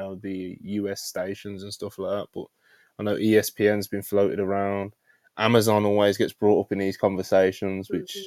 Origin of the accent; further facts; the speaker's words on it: Birmingham, West Midlands, United Kingdom; accent: Brummie; being a natural Brummie